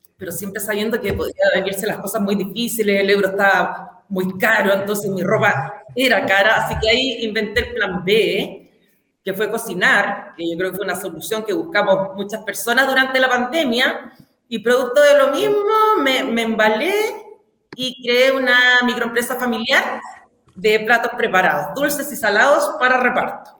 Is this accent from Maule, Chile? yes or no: no; Hualpén, Biobío, Chile; also born or lived in Santiago / Concepción; yo soy de Huarpén, nací y criada